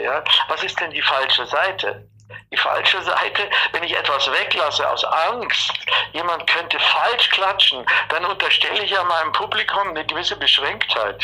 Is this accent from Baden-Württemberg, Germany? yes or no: no; Bavaria, Germany; accent: Bavarian